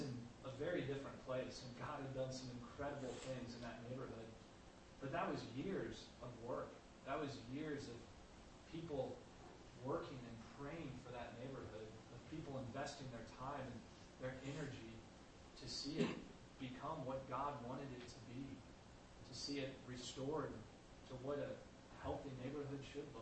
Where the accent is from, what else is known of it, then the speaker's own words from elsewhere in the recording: St. Louis, Missouri, United States; where I grew up in St. Louis